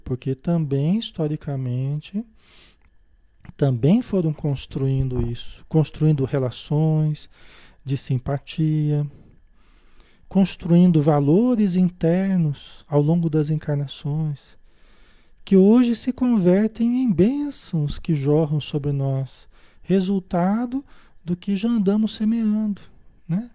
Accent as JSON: {"language": "Portuguese", "region": "Paraná", "country": "Brazil", "tie": "born or raised there", "also_born_or_lived": "Marília, São Paulo", "said": "Nasci em Marília, em São Paulo, né? Depois mudei para o Paraná, vivi a maior parte da minha vida"}